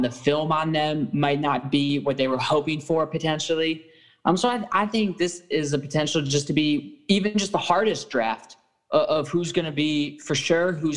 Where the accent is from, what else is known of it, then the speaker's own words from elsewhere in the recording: Cleveland, Ohio, United States; We're all from Cleveland